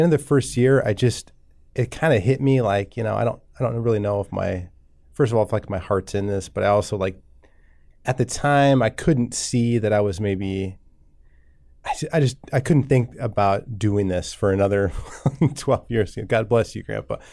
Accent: Columbus, Nebraska, United States; I grew up in Columbus, Nebraska, not too far from here

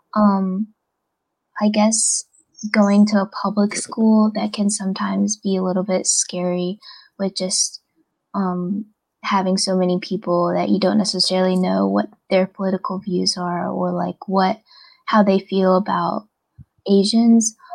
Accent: United States; we're from America like we're Americans too

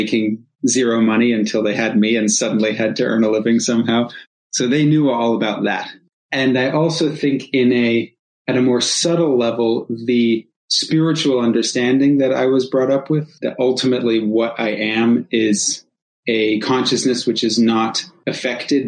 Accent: rural New England, United States; I was growing up in rural New England

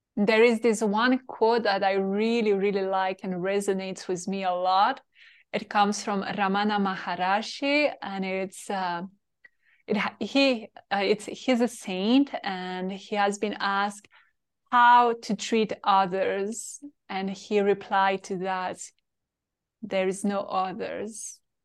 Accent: Paris, Île-de-France, France; English is a second language; moved away as an adult; I'm French from Paris, and I grew in this little town, as you know, very boring

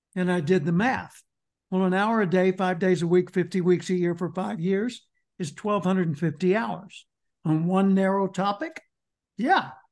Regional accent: Little Rock, Arkansas, United States; I grew up in Little Rock, Arkansas

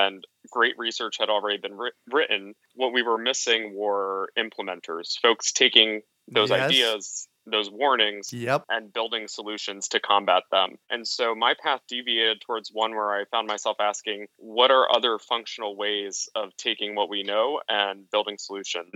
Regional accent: Hudson Valley, New York, United States; I grew up in the Hudson Valley in New York State

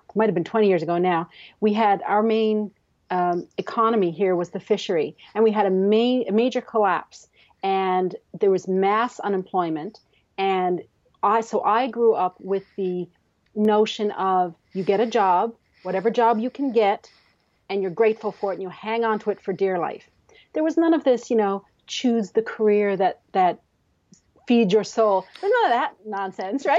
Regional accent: Canada; also born or lived in Newfoundland and Labrador; I'm a Canadian author living in the, in the province of Newfoundland and Labrador

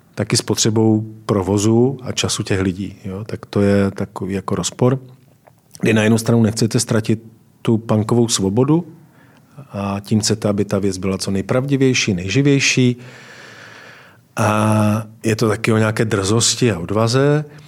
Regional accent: Valašské Meziříčí, Zlín Region, Czechia; moved away; Tak nejsilnější určitě je krajina, ve které jsem vyrůstal, to je Valašsko. A já jsem z Valeského Meziříčí

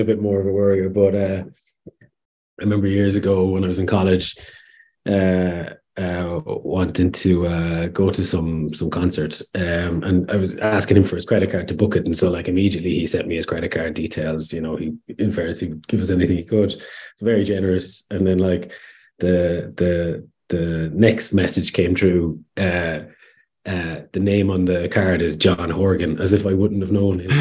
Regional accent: Kerrypike, Munster, Ireland; moved away as an adult; now in Dublin, Ireland; Kerry Pike, small village, small village kind of out past the city towards Ballincollig area

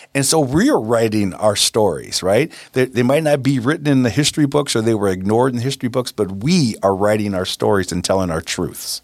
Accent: United States; We as Americans

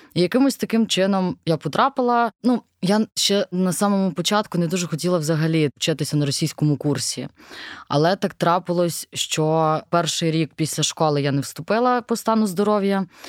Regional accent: Bila Tserkva, Kyiv Oblast, Ukraine; я з Білої церкви, і для мене російська мова це взагалі щось було дуже далеке, тому що ну у нас суржик або українська

